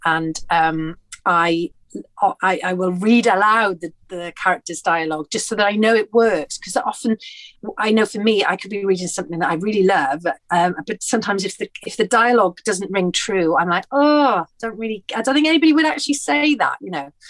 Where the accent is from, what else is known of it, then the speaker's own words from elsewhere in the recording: Porthcawl, Wales, United Kingdom; moved away; I'm from Porthcawl, which is a seaside town in between Cardiff and Swansea on the Welsh coast